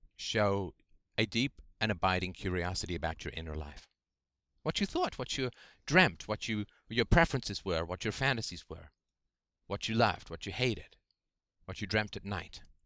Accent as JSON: {"language": "English", "region": "England", "country": "United Kingdom", "tie": "born or raised there", "said": "grew up in the, in the seventies in England"}